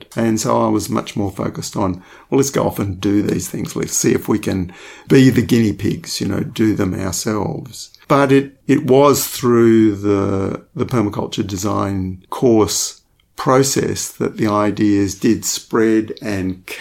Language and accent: English; Western Australia, Australia; growing up in Western Australia in the 1960s